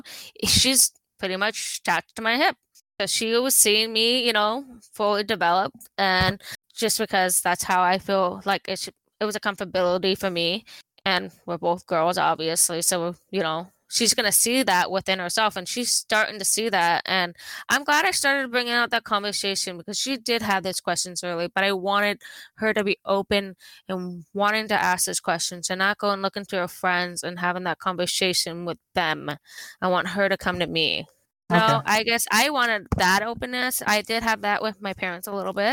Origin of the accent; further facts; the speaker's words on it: Southern California, United States; we come from Southern California